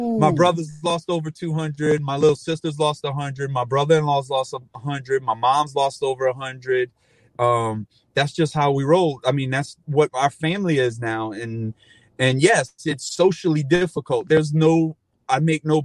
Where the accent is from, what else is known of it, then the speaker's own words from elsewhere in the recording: Cajun, Louisiana, United States; as a Cajun